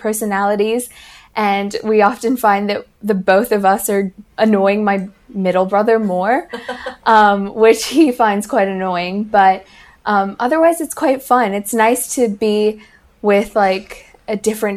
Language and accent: English; Hong Kong; I was born here